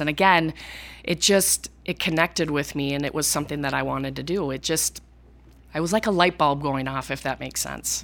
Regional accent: Cleveland, Minnesota, United States; I came from Cleveland, Minnesota, population six hundred people, graduated with, uh, forty kids in my class, and, um, was from a very rural community

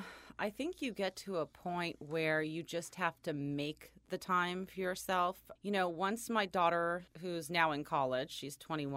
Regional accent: California, United States; born and raised in California.

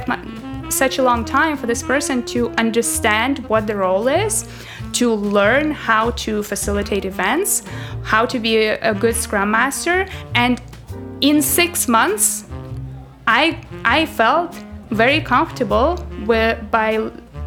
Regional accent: Russia; also born or lived in Paris, France; now in Toronto, Canada; So I used to live in France, in Paris before, and then originally I'm from Russia

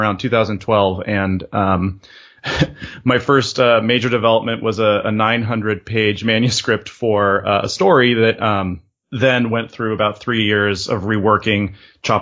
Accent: California, United States; moved away as an adult; also born or lived in Europe; I had been living in Europe, though I was originally from California, for about 2 years

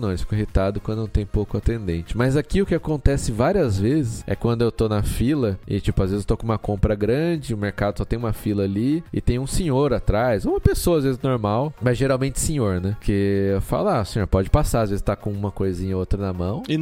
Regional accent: São Paulo, Brazil; now in Portugal; a gente é de São, São Paulo.

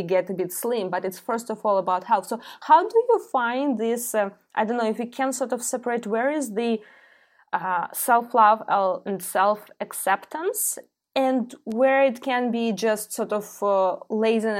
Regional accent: Ukraine; I'm born and raised in Ukraine, in Soviet Union, yeah, post-Soviet Union country

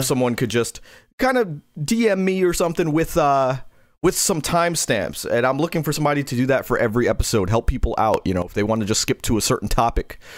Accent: New York City, New York, United States; I'm from Queens.

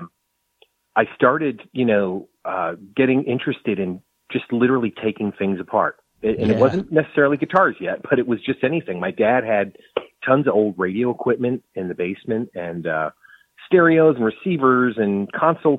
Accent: New England, United States; now in Austin, United States; I'm originally from New England

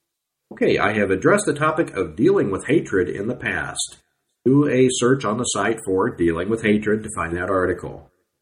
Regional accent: California, United States; born there; now in Texas, United States; I was born in California. Now I live in Texas, so as you can guess, I get no gain here in Texas.

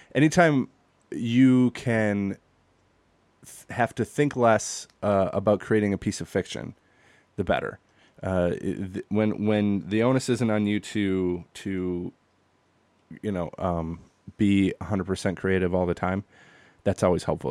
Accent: Green Bay, Wisconsin, United States; born and raised in Green Bay, Wisconsin.

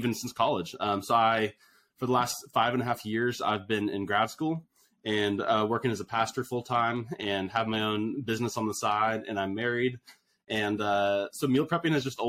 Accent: Austin, Texas, United States; I grew up in Austin, Texas

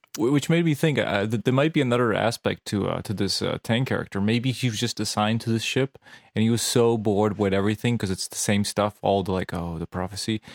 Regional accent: Serbia; English is a second language; moved away; I grew up in Serbia

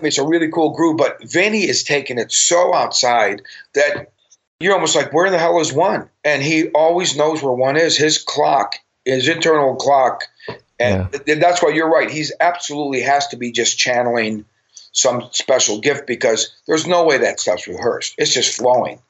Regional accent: Cleveland, Ohio, United States; moved away; also born or lived in Los Angeles; when I grew up in Cleveland

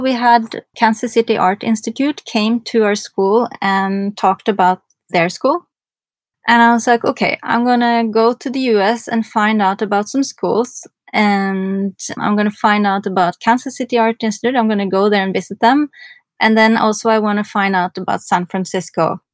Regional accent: Norway; moved away as an adult; also born or lived in New York, United States; I'm from Norway

